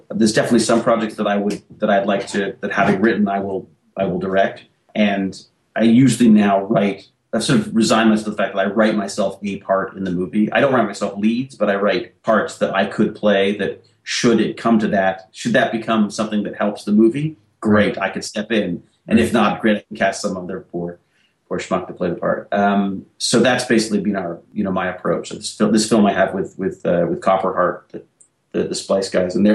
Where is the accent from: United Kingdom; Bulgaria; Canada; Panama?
Canada; we're Canadian